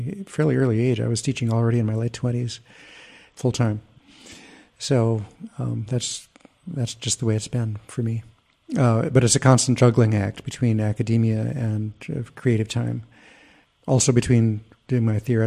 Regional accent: United States; as an American

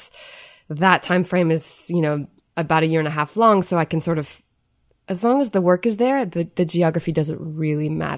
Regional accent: Marquette, Michigan, United States; I'm from a very small town in the very northernmost part of the U.S., which is called Marquette, Michigan. So it's the Upper Peninsula of Michigan

